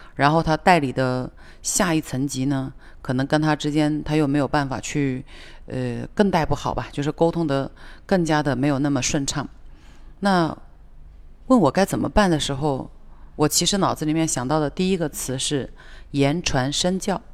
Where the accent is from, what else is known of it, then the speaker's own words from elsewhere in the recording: China; 我们中国人